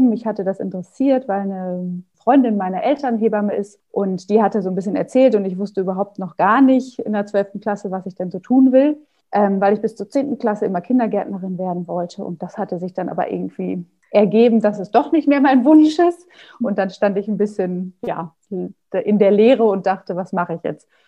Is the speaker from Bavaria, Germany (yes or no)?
no; Paderborn, North Rhine-Westphalia, Germany; born there; moved away as an adult; now in Hamburg, Germany; ich ähm, bin seit 2009 in Hamburg, komme gebürtig aus Nordrhein-Westfalen, aus Paderborn